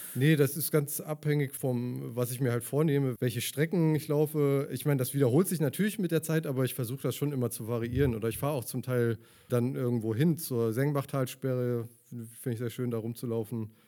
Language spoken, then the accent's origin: German; Leverkusen, North Rhine-Westphalia, Germany; ich bin in Leverkusen geboren und Leverkusen groß geworden, in Opladen zur Schule gegangen